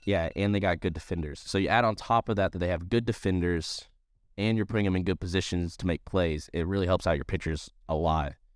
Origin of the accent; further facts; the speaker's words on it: Columbia, South Carolina, United States; since we're from South Carolina, we're, we're from Columbia